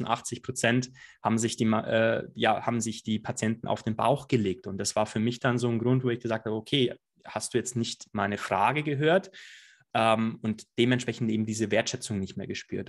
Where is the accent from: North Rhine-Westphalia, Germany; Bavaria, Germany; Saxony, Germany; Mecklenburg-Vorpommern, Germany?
Bavaria, Germany; Allgäu, near Füssen; now in Munich, Germany; ich komme aus dem Allgäu, ein ganz gewöhnlicher Junge aus dem Allgäu